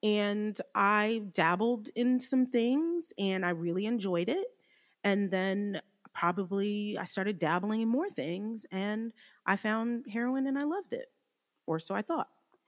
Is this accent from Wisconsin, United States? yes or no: no; New Jersey, United States; now in Georgia, United States; we're originally from Jersey. We moved to Georgia in 05 and my sister ended up staying for college and I was in Georgia the whole time.